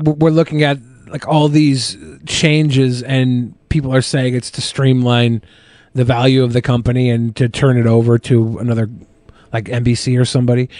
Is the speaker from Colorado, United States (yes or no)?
no; Seattle, Washington, United States; I grew up in Seattle